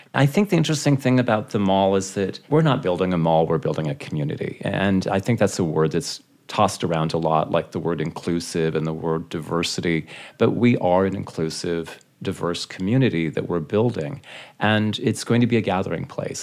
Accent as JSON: {"language": "English", "town": "Seattle", "region": "Washington", "country": "United States", "tie": "born or raised there", "also_born_or_lived": "Beverly Hills / Dallas", "moved": "as an adult", "said": "growing up in Seattle, I mean, Seattle's an amazing city"}